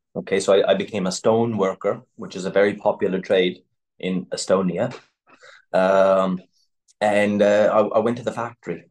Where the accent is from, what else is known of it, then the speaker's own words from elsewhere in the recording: Canada; moved away as an adult; also born or lived in United Kingdom; now in Ukraine; So I grew up in Canada